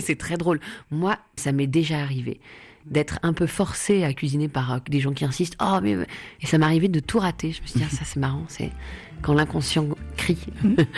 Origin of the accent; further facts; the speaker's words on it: Paris, Île-de-France, France; 110 rue du Faubourg Poissonnière, c'est là où j'ai grandi